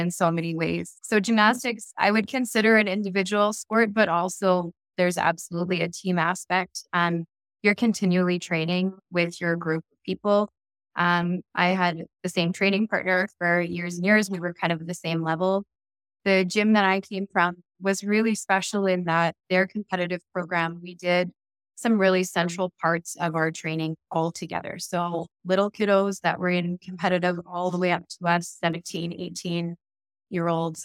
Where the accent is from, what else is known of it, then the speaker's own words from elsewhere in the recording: Cranbrook, British Columbia, Canada; I grew up in Cranbrook, BC, mostly